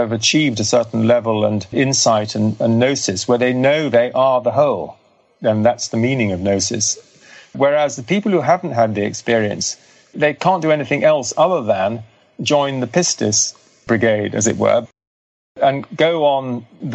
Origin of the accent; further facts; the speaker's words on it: Cathar region of France, Occitania, France; I come from the Cathar region of France